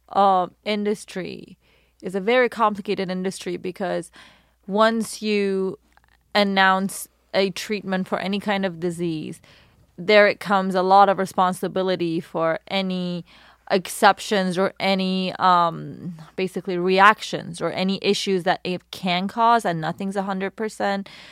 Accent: Iran; also born or lived in London, United Kingdom; now in Los Angeles, United States; Born in Iran

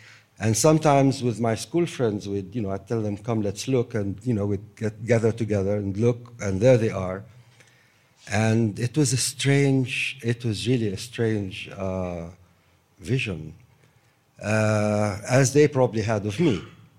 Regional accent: Jerusalem, Palestine; also born or lived in Damascus, Syria; So, I live in the house of my parents, and I grew up in that house. I wasn't born in Jerusalem. I was born in Damascus, as you probably know.

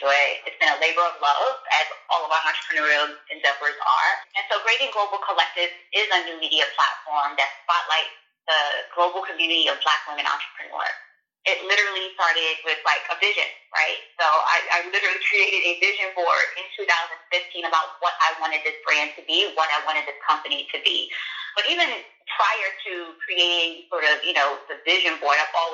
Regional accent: New York City, New York, United States; I'm originally from Brooklyn, New York, Bed-Stuy, Brooklyn, you know, home of Jay-Z.

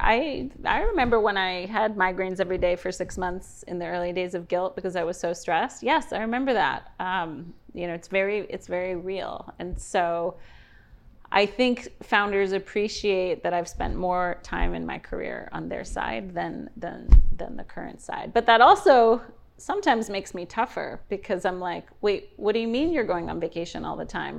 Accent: New York City, New York, United States; moved away as an adult; now in Miami, United States; I grew up in New York City, so as a young girl, went to school in New York

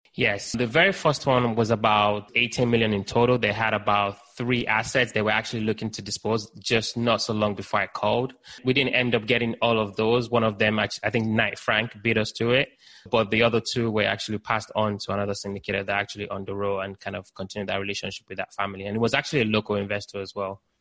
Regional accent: Nigeria; also born or lived in United Kingdom; now in Baltimore, United States; I was born in Nigeria, lived in the UK, now based in the US.

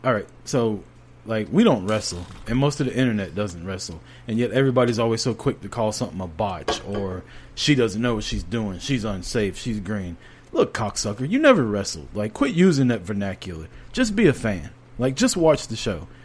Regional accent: United States; we're American.

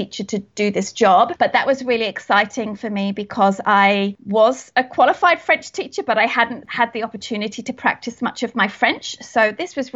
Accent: Australia; moved away; I was applying as an Australian. I wasn't applying as a British citizen.

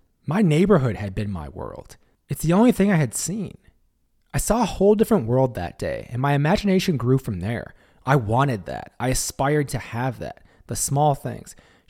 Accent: Brooklyn, New York, United States; I grew up in the Marcy Projects in Brooklyn.

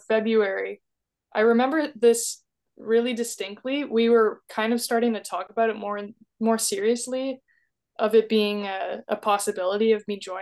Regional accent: New Brunswick, Canada; now in Toronto, Canada; I was born in New Brunswick

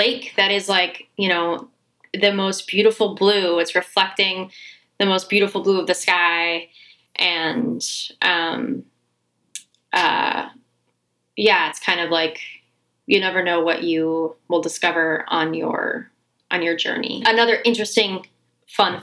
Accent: Colorado, United States; I'm from the west, I'm from Colorado

